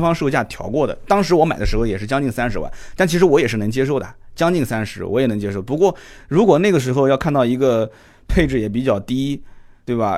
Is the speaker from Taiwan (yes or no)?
no; China; 就是我们大陆这边也是一样的嘛